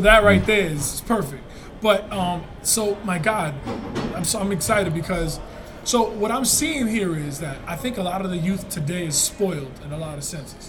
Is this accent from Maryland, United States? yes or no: no; New York, United States; We come from New York.